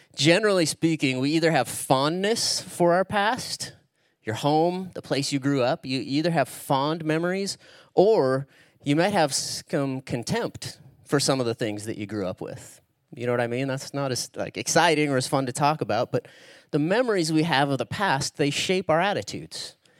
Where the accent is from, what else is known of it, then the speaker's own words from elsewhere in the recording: Spokane, Washington, United States; that's where I actually live, Eastern Washington. That's where I grew up. It's where I'm from.